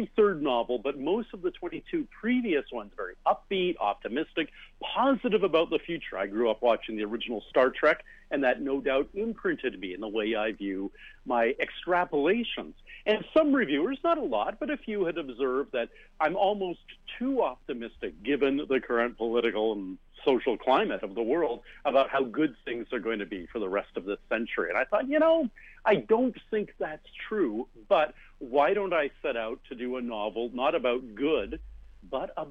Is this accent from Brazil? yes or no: no; Canada; I am a Canadian science fiction writer and a member of the Order of Canada